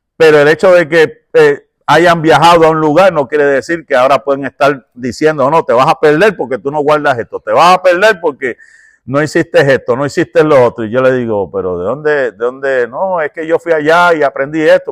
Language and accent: Spanish; Puerto Rico; yo soy puertorriqueño